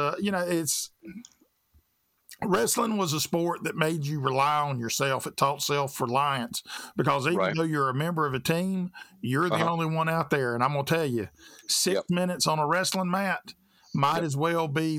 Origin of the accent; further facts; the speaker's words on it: the South, United States; I grew up in the South